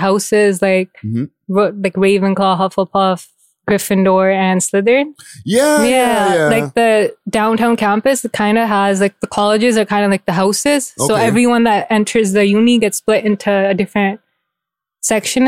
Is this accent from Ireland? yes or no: no; Mississauga, Ontario, Canada; now in Brampton, Canada; I grew up in Saga.